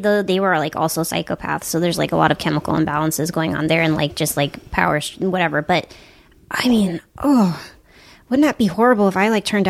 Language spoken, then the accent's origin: English; Wellesley, Massachusetts, United States; also born or lived in Baltimore, Maryland; Boston. I grew up in Boston. Mm-hmm. I was born in Baltimore. And then I grew up in Boston.